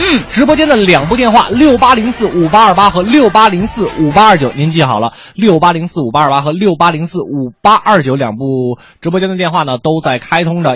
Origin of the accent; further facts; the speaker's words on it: Beijing, China; 对于我们北京人来说呢，都是我们小时候的一个